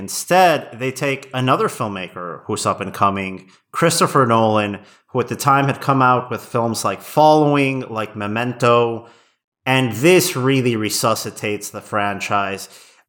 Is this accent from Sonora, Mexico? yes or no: no; Querétaro, Mexico; I remember I was living back in my hometown in Mexico when this came out. It was probably the first film I saw at Cinepolis's first location in Querétaro, in my hometown, not too far from my grandparents' house.